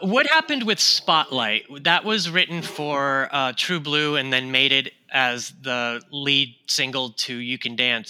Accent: Houston, Texas, United States; I grew up in Houston, Texas

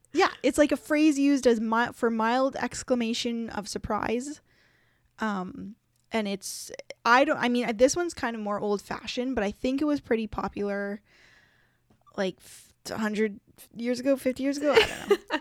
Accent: Canada; us as Canadians

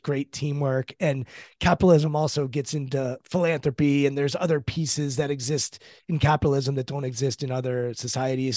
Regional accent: United States

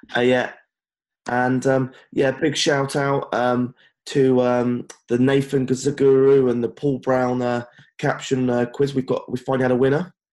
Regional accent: Cornwall, South West England, United Kingdom; Cornwall's uh, lovely, mate. Down here in my home area, my hometown

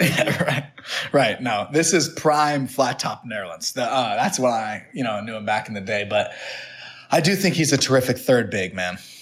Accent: New Hampshire, United States; went to a prep school where I grew up in New Hampshire

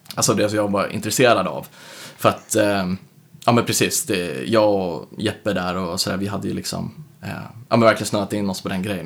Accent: Södertälje, Stockholm County, Sweden; also born or lived in United States; född och uppvuxen då i Södertälje.

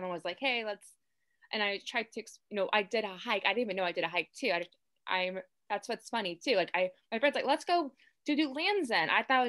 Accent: Houston, Texas, United States; moved away; I'm from Houston

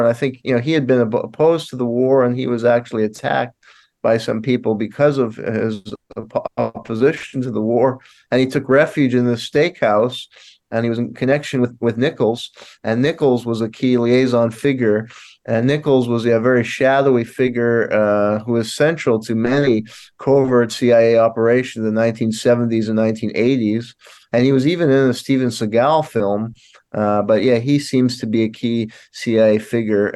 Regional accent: Montreal, Quebec, Canada; now in Tulsa, United States; I was born in Montreal, Canada

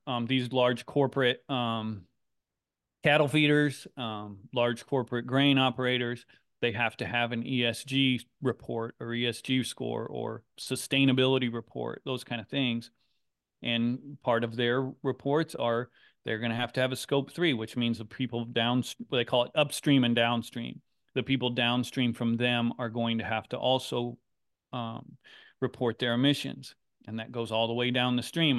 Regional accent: Griswold, Iowa, United States; Griswold, Iowa is the town I grew up

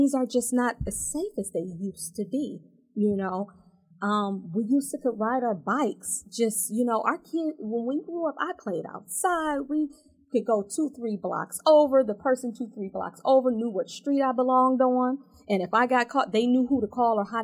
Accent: Detroit, Michigan, United States; I grew up in Detroit. I, you know, went through DPS

